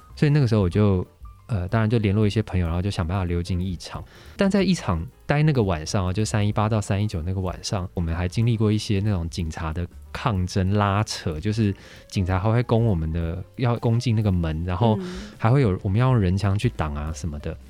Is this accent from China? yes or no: no; Taiwan; 我们家是一个标准的外省家庭，嗯。所以我应该算是外省的第三代吧